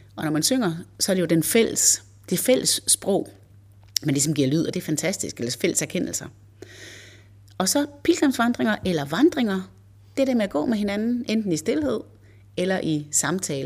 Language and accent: Danish; Varde, Southern Denmark, Denmark; moved away as an adult; also born or lived in Copenhagen / Zealand; now in Hørsholm, Denmark; Jeg er ikke sjællænder. Jeg er vestjyde. Jeg kommer fra Varde. Og da jeg blev student i 85, så rejste jeg direkte til København.